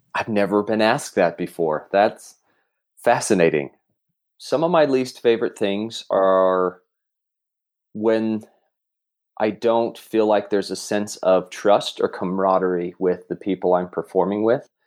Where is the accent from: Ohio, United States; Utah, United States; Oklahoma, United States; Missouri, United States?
Utah, United States; South Jordan; also born or lived in Russia / Murray, Utah; South Jordan, South Jordan, Utah